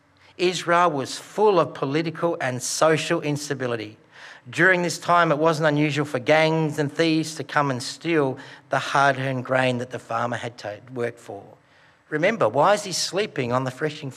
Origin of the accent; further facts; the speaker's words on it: Broken Hill, New South Wales, Australia; I grew up in Broken Hill